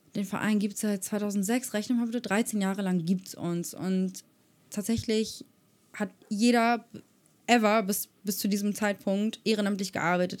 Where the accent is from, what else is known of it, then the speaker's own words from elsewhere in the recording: Germany; ich bin privilegiert aufgewachsen in Europa, in Deutschland